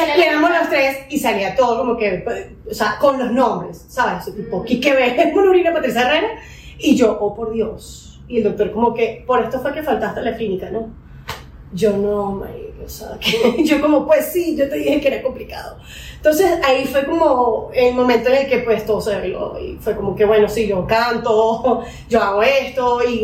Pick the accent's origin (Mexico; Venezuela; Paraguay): Venezuela; now in Colombia; soy venezolana también. Me vine a Colombia hace unos 15 años a estudiar